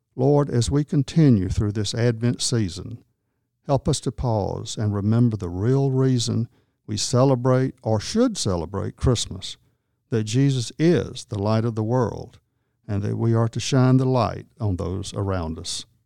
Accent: Wadley, Georgia, United States; I grew up in Wadley Baptist Church and was there most any time the doors were opened

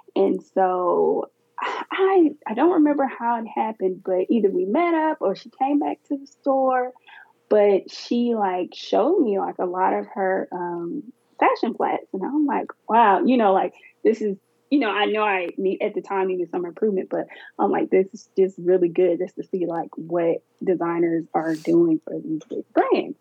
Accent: Alabama, United States; I'm from Alabama. So it was back in Alabama

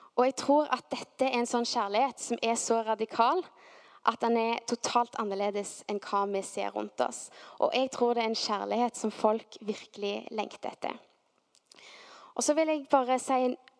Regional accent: Stavanger, Rogaland, Norway; så var vi nede i Stavanger sentrum vokste opp

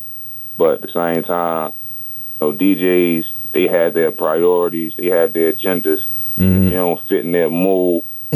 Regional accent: Georgia, United States; I'm from Georgia, man.

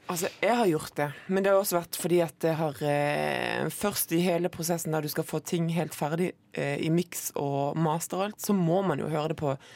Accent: Moi, Rogaland, Norway; på Moi, der jeg kommer fra.

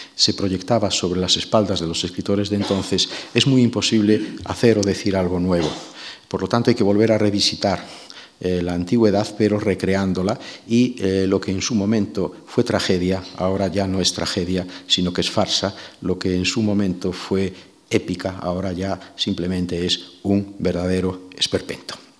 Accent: Galicia, Spain; mi tierra

